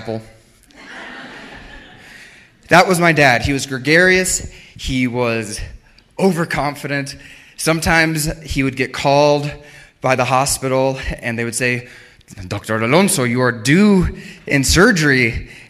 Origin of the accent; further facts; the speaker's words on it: Arecibo, Puerto Rico; I'm from Arecibo, Puerto Rico. I was born there